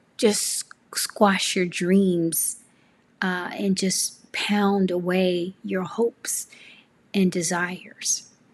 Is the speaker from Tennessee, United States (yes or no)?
yes; Memphis, Tennessee, United States; moved away as an adult; now in California, United States; I grew up in Memphis, Tennessee